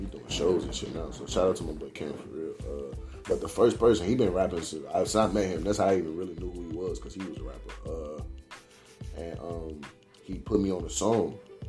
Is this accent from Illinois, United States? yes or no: yes; Chicago, Illinois, United States; Growing up in Chicago, it would be like different … songs.